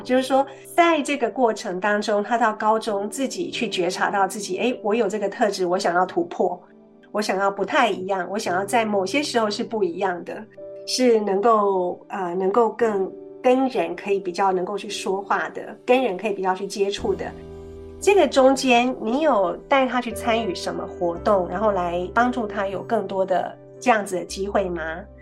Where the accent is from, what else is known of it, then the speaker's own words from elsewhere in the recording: Taiwan; 我们这种在台湾长大的孩子